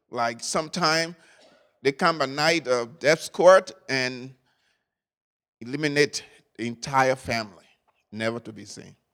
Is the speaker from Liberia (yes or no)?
yes; Liberia; I was born in Liberia a few years ago, and that really a few years ago, and uh, lived there for most part of my life.